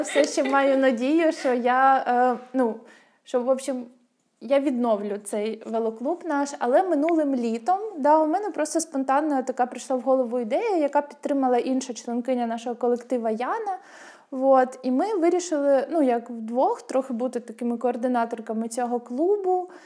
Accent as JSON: {"language": "Ukrainian", "town": "Rubizhne", "region": "Luhansk Oblast", "country": "Ukraine", "tie": "born or raised there", "said": "у мене в моєму рідному місті в Рубіжному, на Луганщині."}